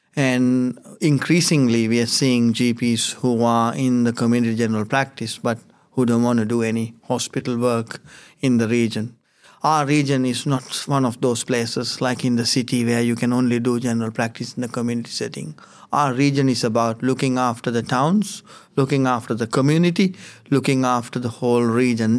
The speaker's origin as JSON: {"language": "English", "country": "Sri Lanka", "moved": "yes", "lives_now": "Finley, Australia", "said": "I come from Sri Lanka."}